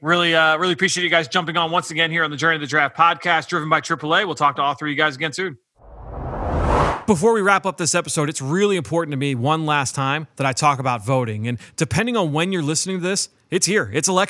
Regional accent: Pennsylvania, United States; Pennsylvania, my home state

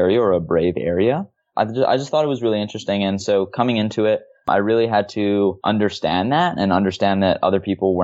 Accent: Hawaii, United States; I'm originally from Hawaii

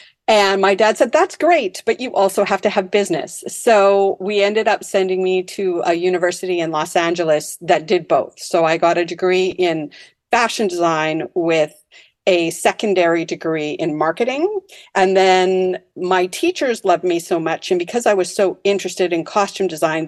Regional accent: North Delta, British Columbia, Canada; Yes, I grew up in North Delta, actually.

